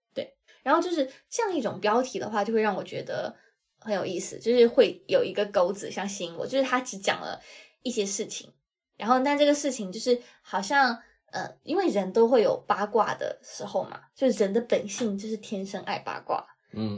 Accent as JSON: {"language": "Chinese", "country": "China", "said": "我作为一个 大陆人"}